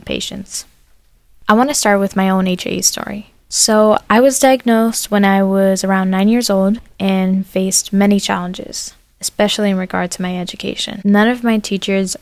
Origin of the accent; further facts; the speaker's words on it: Fort Myers, Florida, United States; also born or lived in New York; I'm from Fort Myers, Florida, and I'm 19 years old